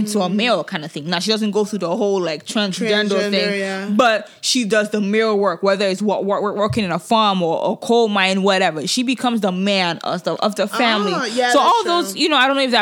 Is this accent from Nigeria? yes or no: yes; Nigeria; moved away; growing up in Nigeria